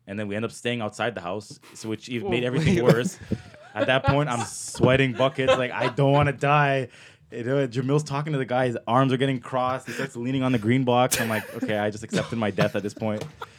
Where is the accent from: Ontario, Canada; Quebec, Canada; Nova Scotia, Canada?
Ontario, Canada; Toronto; Because growing up, I grew up in Scarborough.